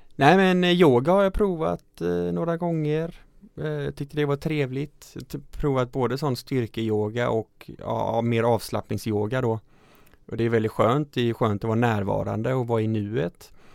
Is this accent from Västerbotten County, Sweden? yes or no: no; Falkenberg, Halland County, Sweden; där jag växte upp i Falkenberg